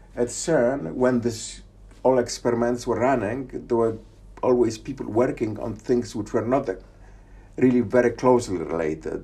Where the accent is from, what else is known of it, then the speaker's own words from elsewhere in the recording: Poznań, Greater Poland, Poland; moved away; I was born in Poznan. Yes. In uh, 1954.